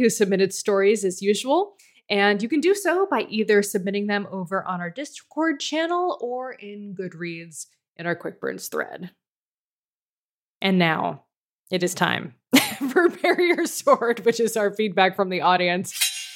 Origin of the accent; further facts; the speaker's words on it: United States; now in Canada; as an American living in Canada